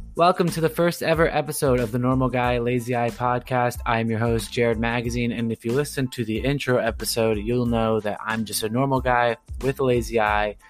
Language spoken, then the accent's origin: English; Orange County, Southern California, United States; moved away as an adult; also born or lived in Providence; I'm originally, uh, born and raised in Southern California, Orange County area